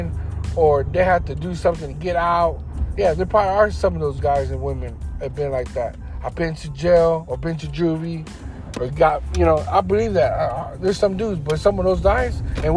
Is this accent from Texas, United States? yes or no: yes; Houston, Texas, United States; I come from Houston. Screwston. Greenspoint. Third Ward. South side of Houston. I grew up all parts of Houston.